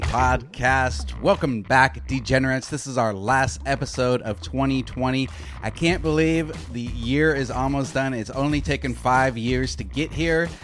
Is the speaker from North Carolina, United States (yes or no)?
no; Arizona, United States; moved away as an adult; also born or lived in New York; I grew up in Arizona, so I grew up with earlier games